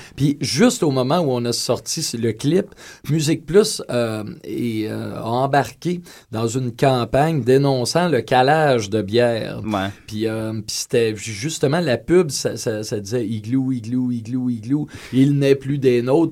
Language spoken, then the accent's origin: French; Quebec, Canada; accent: Québécois; mon accent québécois